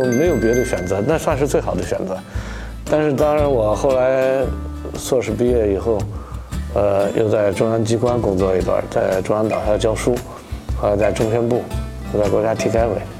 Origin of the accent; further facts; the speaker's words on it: Xi'an, Shaanxi, China; 我作为一个西安人